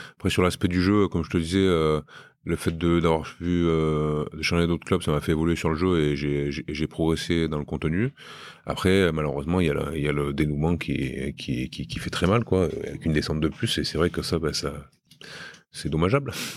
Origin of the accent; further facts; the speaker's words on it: Romans-sur-Isère, Auvergne-Rhône-Alpes, France; moved away as an adult; also born or lived in Brive; now in Bayonne, France; chez moi à Romain